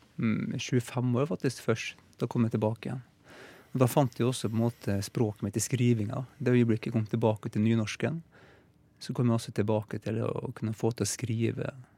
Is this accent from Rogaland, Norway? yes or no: no; Fræna, Møre og Romsdal, Norway; accent: Molde dialect; now in Oslo, Norway; Jeg kommer fra Fræna, det, ja. Eh, ved siden av Molde